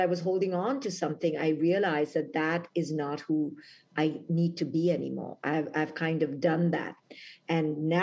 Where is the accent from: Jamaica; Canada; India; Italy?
India; moved away as an adult; now in United States; when I was 21, when I came from India to America